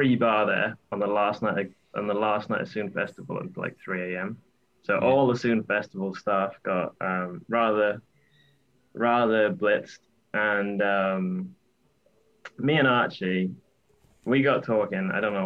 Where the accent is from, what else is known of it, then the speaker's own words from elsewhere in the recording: Cardiff, Wales, United Kingdom; now in Swansea, United Kingdom; We're from Cardiff, but I live in Swansea